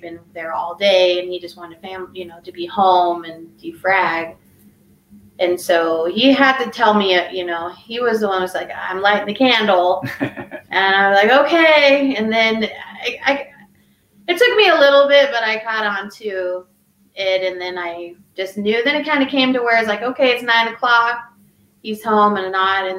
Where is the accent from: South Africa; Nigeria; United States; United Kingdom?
United States; Arizona; moved away as an adult; now in Colorado, United States; I was from Arizona